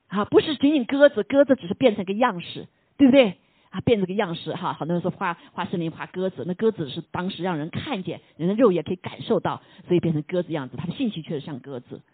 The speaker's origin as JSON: {"language": "Chinese", "country": "China", "said": "我们中国人说的天就是老天爷"}